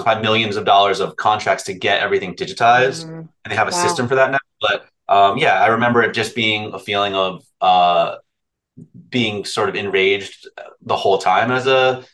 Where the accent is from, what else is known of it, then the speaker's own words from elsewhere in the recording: New Jersey, United States; also born or lived in New York; I grew up in North Jersey